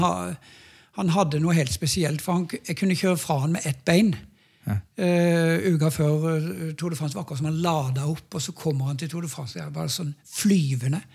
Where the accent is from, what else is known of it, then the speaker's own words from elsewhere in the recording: Norway; hjemme i Norge